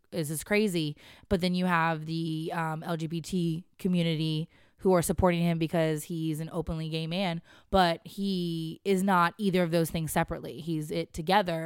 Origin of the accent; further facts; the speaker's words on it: West Coast, United States; moved away; I grew up on the West Coast and the far, far West.